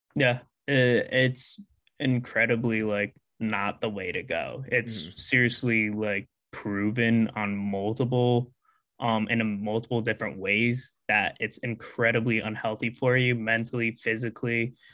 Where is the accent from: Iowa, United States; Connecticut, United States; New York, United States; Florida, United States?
Connecticut, United States; also born or lived in Philadelphia area; now in Philadelphia, United States; I'm originally from Connecticut, but um right now in the Philadelphia area